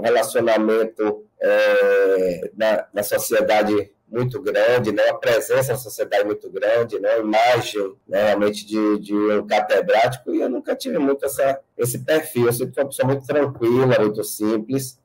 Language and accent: Portuguese; Itabuna, Bahia, Brazil; also born or lived in Salvador; há 20 anos eu é, de Salvador para minha terra natal, Itabuna